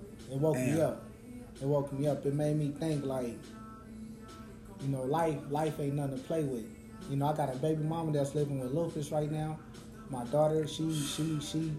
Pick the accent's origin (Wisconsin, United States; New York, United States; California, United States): California, United States; Los Angeles; I'm from South Central